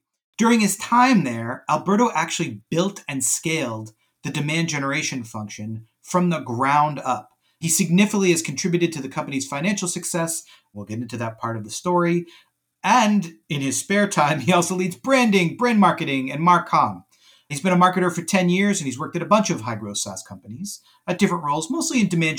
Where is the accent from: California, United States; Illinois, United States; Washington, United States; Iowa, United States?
California, United States; Bay Area; I'm from the Bay Area